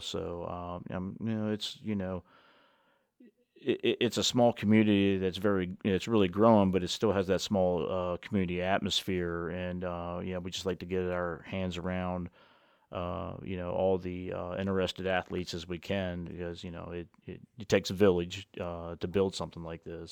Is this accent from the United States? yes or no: yes; Washington County, Maryland, United States; I grew up in Washington County